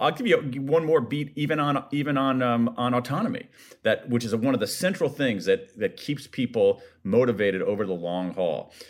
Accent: Ohio, United States; my home state of Ohio

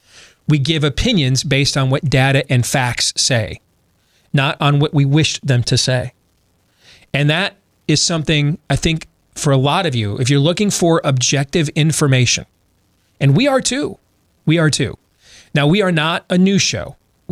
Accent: Grand Rapids, Michigan, United States; also born or lived in Iowa; It's where I grew up as a kid. Even though I was born in Iowa, I spent my teenage years in Michigan

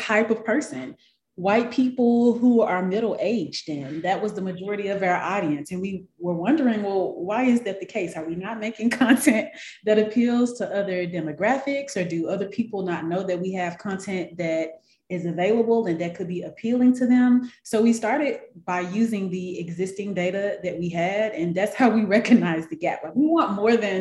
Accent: Memphis, Tennessee, United States; moved away as an adult; now in Atlanta, United States; from Memphis, Tennessee. That's where I was born and raised.

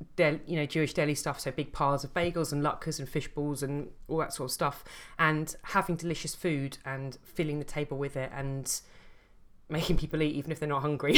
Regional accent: London, United Kingdom; I grew up in Southeast London

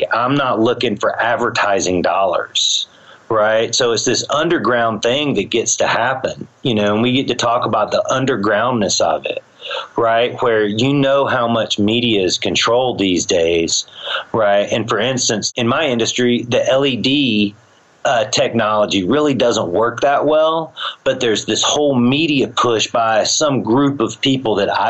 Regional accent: the South, United States; you know, because I'm from the South, I'm not going to learn to play that.

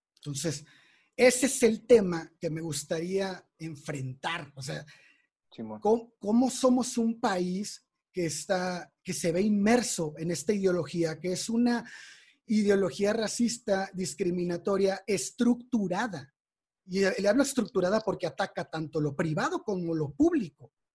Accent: Mexico; somos mexicanos

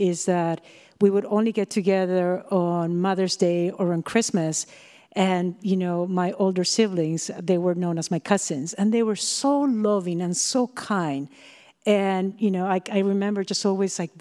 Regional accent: Peru; moved away as an adult; also born or lived in Pennsylvania; now in United States; from Peru and I'm going to Millersville University of Pennsylvania

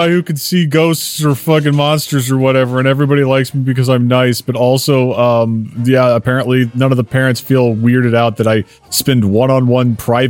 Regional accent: Dallas, Texas, United States; I am from Dallas, and that means that I have to be a Cowboys fan.

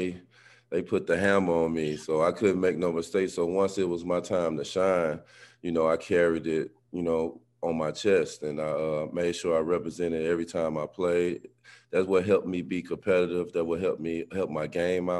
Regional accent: East St. Louis, Illinois, United States; I grew up in East St. Louis, a rough neighborhood

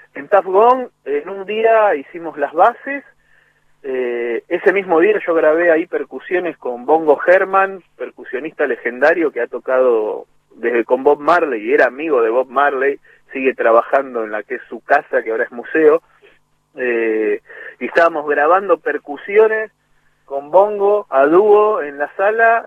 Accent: Monte Grande, Buenos Aires Province, Argentina; also born or lived in Lanús; Nací en Lanús, a los ocho años me fui a vivir a Montegrande por el laburo de mi viejo. Y me crié en Montegrande hasta los 22.

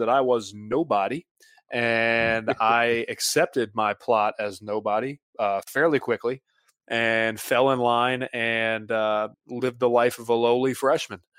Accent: Mint Hill, North Carolina, United States; moved away as an adult; I was coming from Mint Hill, North Carolina, and, you know, two weeks before that, I was, you know, uh, not, you know, I was a senior in high school

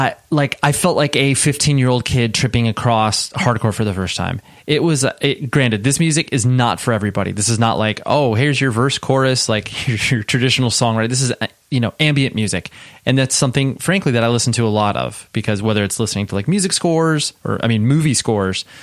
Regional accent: Las Vegas, Nevada, United States; I was born in Vegas.

